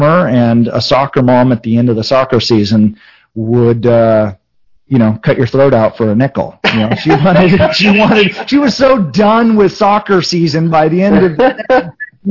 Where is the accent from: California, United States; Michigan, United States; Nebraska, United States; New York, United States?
California, United States; also born or lived in Denver, Colorado; I was born in Denver, Colorado. My dad was a mechanic, and my mom was a homemaker. Big Catholic family in Denver, and moved to California when I was a couple years old.